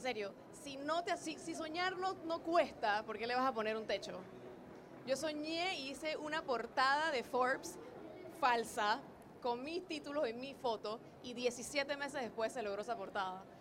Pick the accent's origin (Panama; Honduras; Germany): Panama; Undercover es una empresa panameña, porque soy panameña, no sé por qué dicen que no, pero sí soy panameña